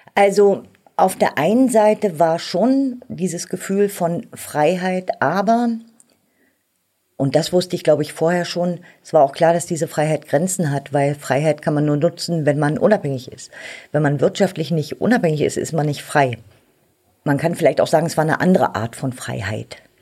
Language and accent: German; Germany; also born or lived in Berlin; Ich bin ja in der DDR aufgewachsen